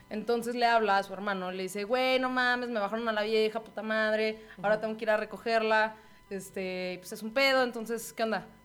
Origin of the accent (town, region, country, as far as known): Mexico